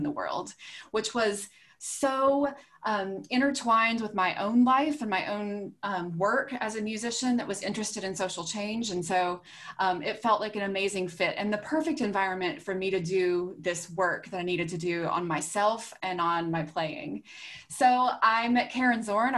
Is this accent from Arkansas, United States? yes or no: no; Southwest Virginia, United States; I grew up in Southwest Virginia